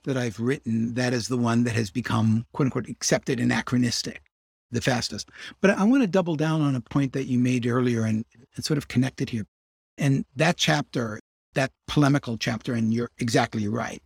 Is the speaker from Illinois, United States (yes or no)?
yes; Chicago, Illinois, United States; I grew up in Hyde Park. I'm a Chicago guy.